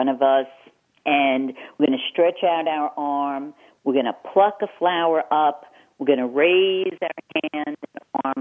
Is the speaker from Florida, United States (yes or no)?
no; New York, United States; accent: Eastern; moved away as an adult; I'm 30 years out of New York